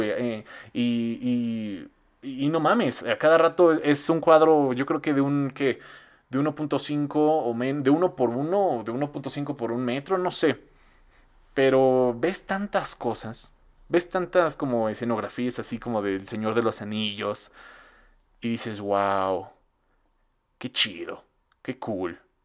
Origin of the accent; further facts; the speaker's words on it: central Mexico, Mexico; como mexicanos, pues lo vemos bien cagado